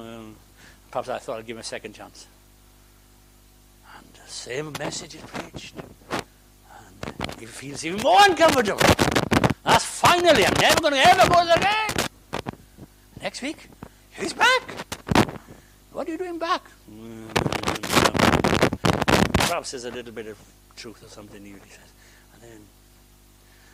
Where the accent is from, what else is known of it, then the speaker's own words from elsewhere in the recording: Wales, United Kingdom; I'm Welsh